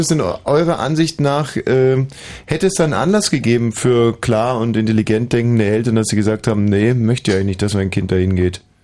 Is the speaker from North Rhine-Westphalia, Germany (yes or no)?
no; Bavaria, Germany; ich bin ja wie gesagt in Bayern aufgewachsen